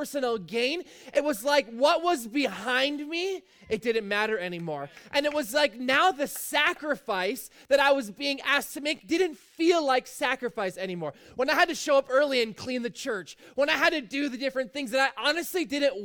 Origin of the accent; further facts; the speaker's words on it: Fort Erie, Ontario, Canada; I've lived basically in Fort Erie my whole life.